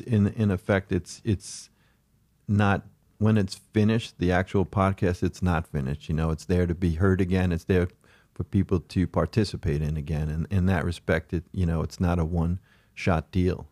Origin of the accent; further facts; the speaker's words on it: Oceanside, New York, United States; growing up in Oceanside